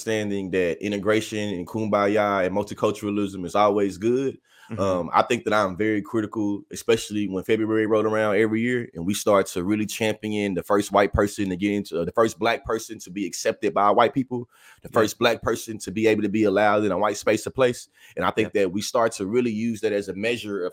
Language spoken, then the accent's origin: English; Bryan, Texas, United States; accent: Southern drawl; I'm from Bryan, Texas